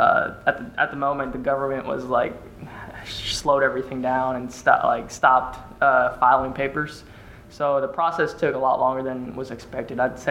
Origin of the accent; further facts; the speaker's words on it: South Africa; also born or lived in Philadelphia; now in Kentucky, United States; I'm originally from South Africa